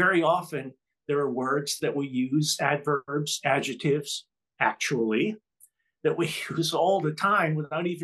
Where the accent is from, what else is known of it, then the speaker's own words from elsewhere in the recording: New York City, New York, United States; Growing up, I grew up in Jamaica, Queens, New York